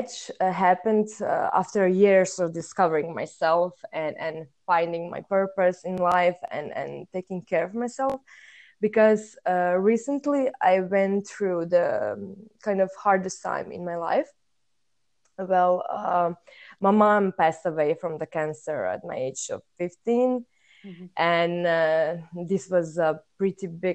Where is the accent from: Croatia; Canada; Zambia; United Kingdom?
Croatia; moved away as an adult; now in Denmark; I'm from Croatia, a small, beautiful country in Europe. But right now, I'm currently living, studying, and working in Denmark.